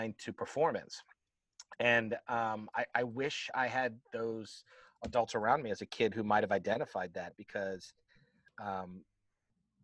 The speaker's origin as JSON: {"language": "English", "town": "Tampa", "region": "Florida", "country": "United States", "moved": "as an adult", "lives_now": "Atlanta, United States", "said": "Originally, I'm from Tampa, Florida. I moved to Atlanta, Georgia, in '89 to go to college, and I've been here ever since."}